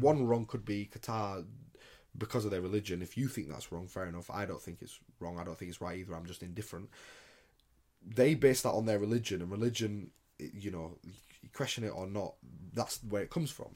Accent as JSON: {"language": "English", "country": "United Kingdom", "said": "I'm from Britain"}